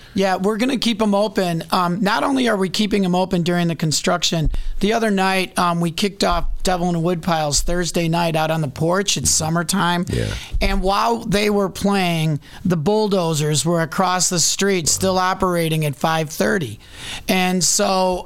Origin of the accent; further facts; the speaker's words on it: Chicago, Illinois, United States; as a Chicagoan